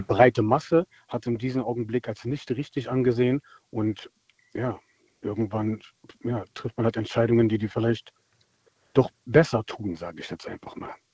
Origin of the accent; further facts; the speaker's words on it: Germany; also born or lived in Palatinate; now in Berlin, Germany; Ich bin selbst dunkelhäutig und bin in Deutschland aufgewachsen